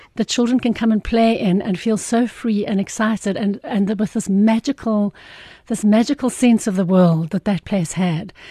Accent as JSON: {"language": "English", "town": "Irene", "region": "Gauteng", "country": "South Africa", "tie": "born or raised there", "said": "I was born, I, I'm from Irene, which is just between Pretoria and Joburg"}